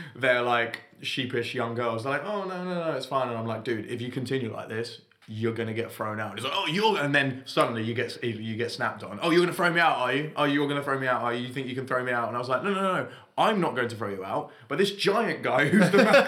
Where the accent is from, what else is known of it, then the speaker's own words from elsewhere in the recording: London, United Kingdom; I'm from London, so I sound like a toff compared to anyone